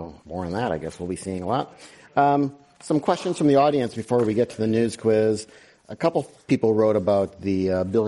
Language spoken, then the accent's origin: English; Wisconsin, United States; moved away; I'm from Wisconsin